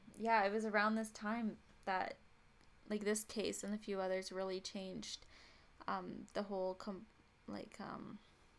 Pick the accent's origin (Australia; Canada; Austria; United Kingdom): Canada; I'm Canadian